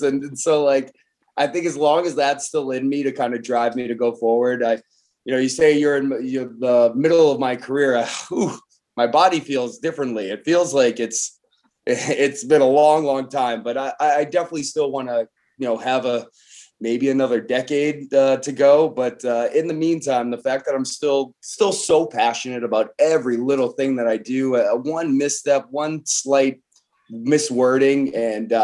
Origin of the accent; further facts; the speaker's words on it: Boston area, Massachusetts, United States; we're both from the Boston area